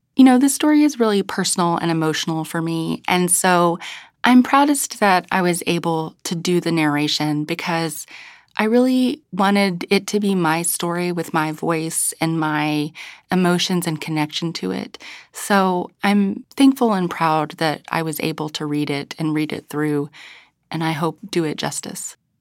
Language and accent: English; United States; moved away; I was from a very rural place